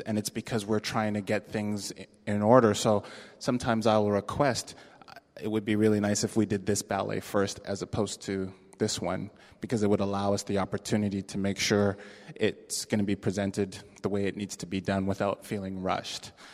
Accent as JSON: {"language": "English", "town": "Toronto", "region": "Ontario", "country": "Canada", "tie": "born or raised there", "moved": "as an adult", "lives_now": "San Francisco, United States", "said": "I am from Toronto, Canada. That is my birthplace and uh, where my home and um, a lot of my family is."}